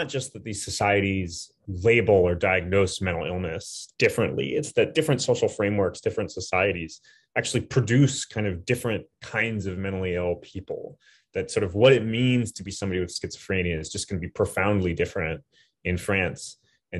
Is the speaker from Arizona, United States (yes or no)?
yes; Flagstaff, Arizona, United States; also born or lived in Berkeley, California; now in New York, United States; So I'm from Flagstaff, Arizona. So it's a relatively small city in the southwest of the United States, but haven't lived there for a long time.